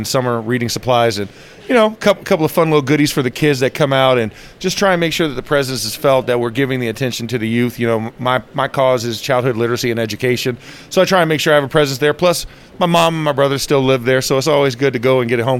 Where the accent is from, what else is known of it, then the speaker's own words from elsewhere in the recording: Orlando, Florida, United States; moved away as an adult; now in Arizona, United States; I have my annual football camp that I do at my hometown in Orlando at Lake Highland Prep, and I've been doing that for the last 17 years.